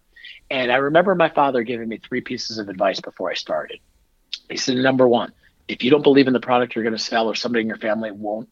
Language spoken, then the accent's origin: English; Northern New Jersey, United States; I grew up in Northern Jersey.